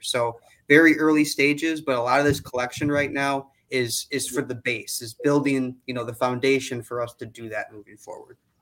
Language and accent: English; Wisconsin, United States; also born or lived in Illinois; I'm actually from Wisconsin and a Badger, uh, so I get to go back to my alma mater.